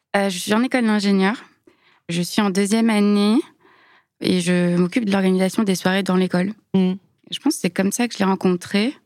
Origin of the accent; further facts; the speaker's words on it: Lyon, Auvergne-Rhône-Alpes, France; je suis née à Lyon, j'ai grandi dans la banlieue